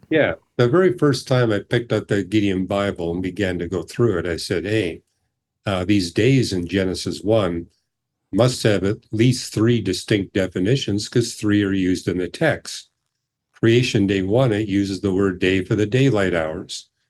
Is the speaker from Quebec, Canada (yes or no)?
no; British Columbia, Canada; I grew up in British Columbia